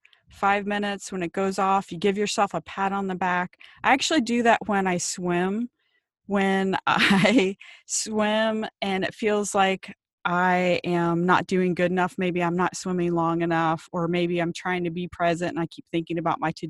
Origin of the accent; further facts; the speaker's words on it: Ohio, United States; moved away as an adult; now in Maui, United States; I grew up in Ohio, and my friends and I would ride around our bikes on the summer and salivate over our neighbors with the pools